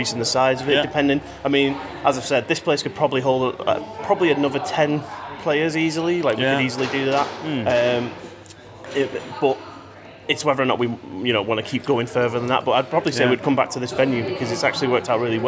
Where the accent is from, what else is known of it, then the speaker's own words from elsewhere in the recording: Manchester, North West England, United Kingdom; I'm not from Yorkshire. I'm from Manchester.